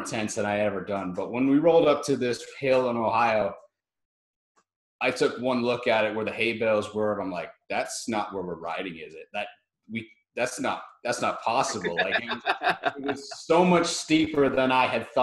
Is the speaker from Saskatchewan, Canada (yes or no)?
no; Prince Edward County, Ontario, Canada; I'm from Prince Edward County, Ontario, Canada.